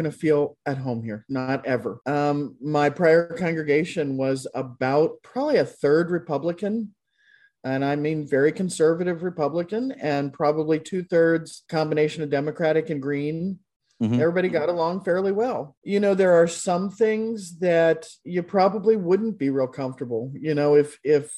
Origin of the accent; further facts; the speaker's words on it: Kentucky, United States; now in Des Moines, United States; I grew up in Kentucky, way down in Kentucky.